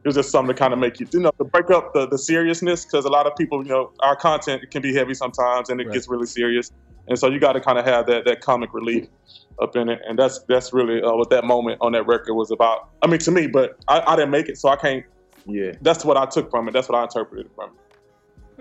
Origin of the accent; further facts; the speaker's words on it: Houston, Texas, United States; we're from Houston